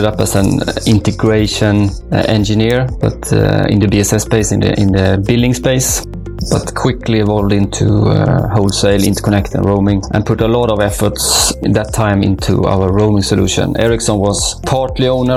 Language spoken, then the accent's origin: English; Sweden; now in Gothenburg, Sweden; I'm Swedish, moved to Gothenburg 20 years ago.